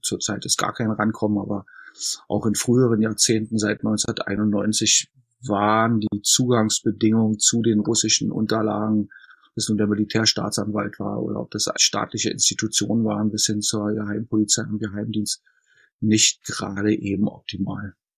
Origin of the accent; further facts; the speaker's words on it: Berlin, Germany; Ich bin in Ostberlin geboren worden und war, als die Mauer fiel, 22,5 Jahre alt.